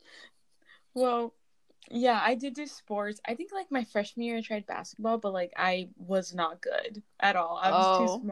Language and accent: English; California, United States; We're from California